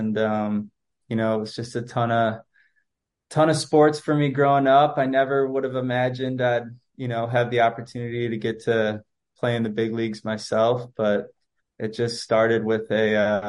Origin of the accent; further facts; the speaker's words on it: Wilmette, Illinois, United States; I'm from Wilmette, Illinois, which is just a little bit north of Chicago.